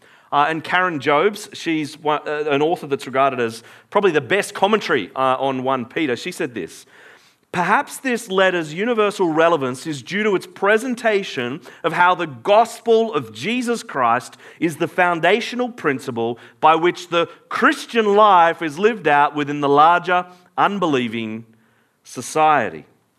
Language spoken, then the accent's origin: English; Australia; I am born in Australia, therefore I am Australian.